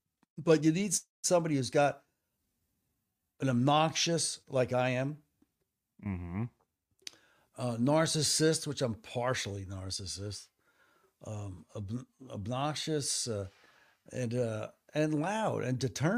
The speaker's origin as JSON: {"language": "English", "country": "United States", "said": "I'm an American."}